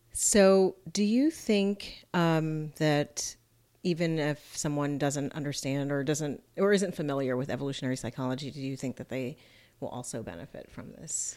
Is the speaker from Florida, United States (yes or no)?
yes; Miami, Florida, United States; moved away as an adult; also born or lived in Fort Lauderdale; my hometown, Miami, and Fort Lauderdale area